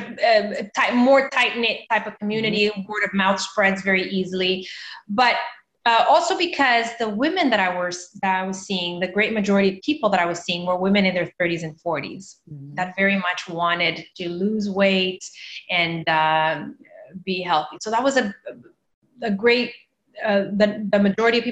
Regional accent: Canada; also born or lived in Mozambique / Toronto; instead of staying in Canada where I grew up, I decided to go back to my home country. I'm from Mozambique

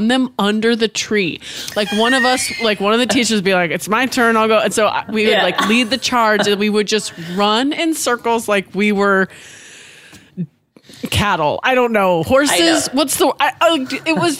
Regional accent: the Northwest, Pacific Northwest, United States; now in Los Angeles, United States; I'm from the Northwest.

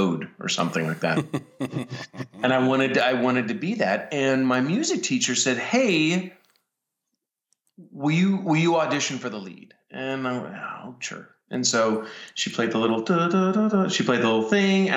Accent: Colorado, United States; I grew up in Colorado

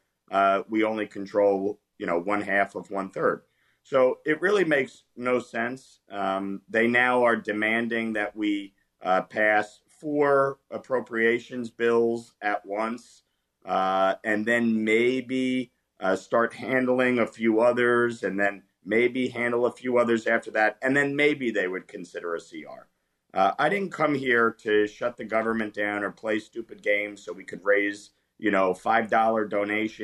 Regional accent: New York, United States; born and raised in New York. I live just outside New York City

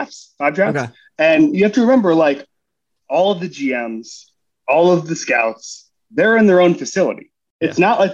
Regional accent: Florida, United States; moved away as an adult; also born or lived in New York City; now in Miami, United States; Growing up in Florida

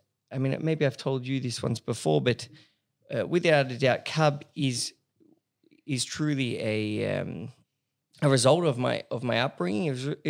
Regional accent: Paris, Île-de-France, France; also born or lived in Sydney, Australia; I was born here in Sydney, and I grew up in, like most people know, I did my high schooling and a bit of uni in Paris.

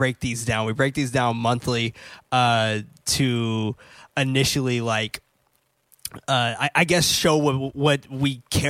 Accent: San Francisco, California, United States; I also grew up in the hood. Mm-hmm. And I grew up in San Francisco, and I grew up in a place called Hunters Point.

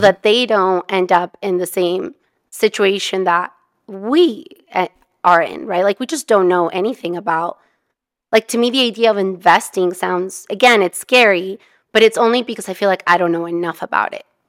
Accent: Mexico; also born or lived in California; now in United States; we're immigrants, I'm from Mexico

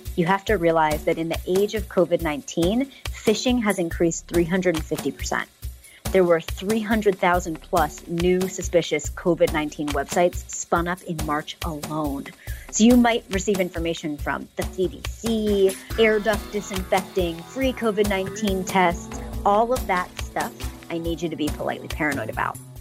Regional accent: Pittsburgh, Pennsylvania, United States; now in San Francisco, United States; I grew up in Pittsburgh, Pennsylvania

